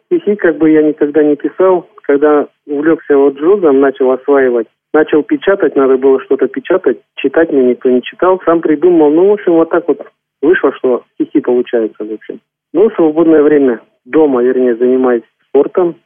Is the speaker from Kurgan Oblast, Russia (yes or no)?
yes; Kurgan Oblast, Russia; Родом я с Курганской области. Родился и вырос там, где ныне проживаю.